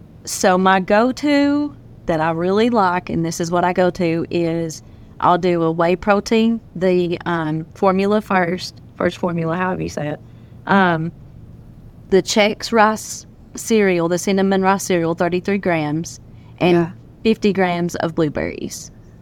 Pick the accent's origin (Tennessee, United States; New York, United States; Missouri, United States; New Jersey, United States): Tennessee, United States